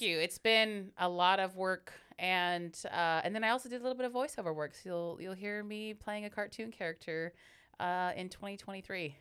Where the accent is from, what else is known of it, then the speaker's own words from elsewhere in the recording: Hayward, California, United States; I'm born and raised in Hayward, super Bay girl